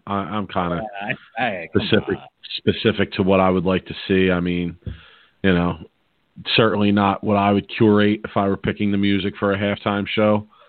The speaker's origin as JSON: {"language": "English", "town": "Philadelphia", "region": "Pennsylvania", "country": "United States", "said": "obviously I'm from Philly."}